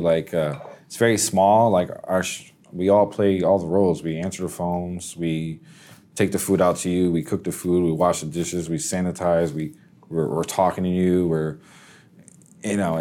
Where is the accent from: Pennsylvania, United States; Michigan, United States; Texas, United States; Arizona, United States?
Pennsylvania, United States; now in Casselberry, United States; I'm from Pennsylvania